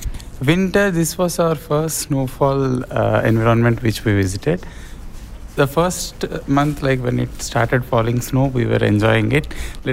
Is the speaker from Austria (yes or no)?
no; Andhra Pradesh, India; moved away as an adult; now in Potsdam, United States; I'm from Andhra Pradesh, which is located in India. I have done my undergraduate over there. Now I'm pursuing master's in Clarkson University in data science program.